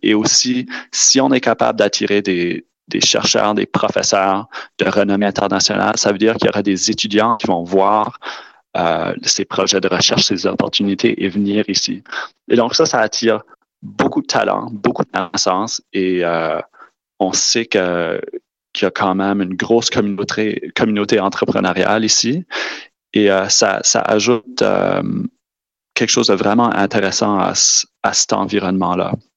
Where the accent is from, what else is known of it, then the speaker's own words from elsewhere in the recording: New Brunswick, Canada; Je suis originaire du Nouveau-Brunswick